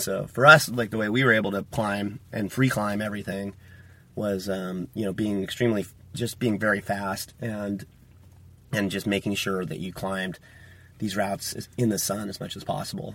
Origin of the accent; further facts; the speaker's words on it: Tollhouse, California, United States; I'm a California native. I was uh, born and raised in Toll House, which is near Yosemite Valley, and it's kind of between Fresno and Yosemite